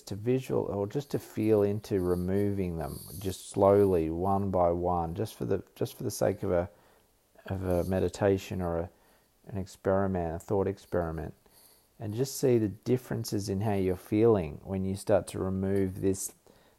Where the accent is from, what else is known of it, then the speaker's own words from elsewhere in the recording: Australia; I am Australian